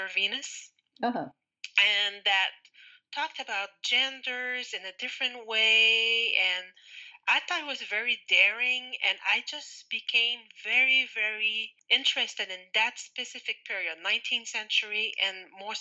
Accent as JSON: {"language": "English", "town": "Rimouski", "region": "Quebec", "country": "Canada", "said": "I was from Rimouski"}